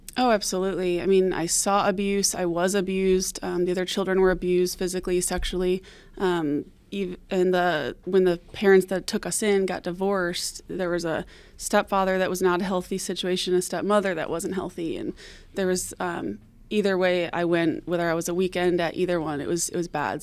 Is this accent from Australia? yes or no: no; Detroit, Michigan, United States; I'm from Detroit, Michigan, originally. Um, I grew up in the foster care system